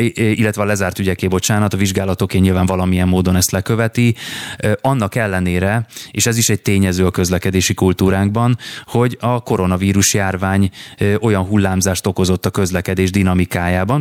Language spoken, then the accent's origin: Hungarian; Budapest, Hungary; Én budapesti vagyok